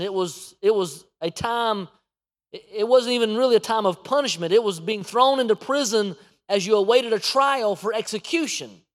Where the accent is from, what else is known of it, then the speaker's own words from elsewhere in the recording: United States; we as an American church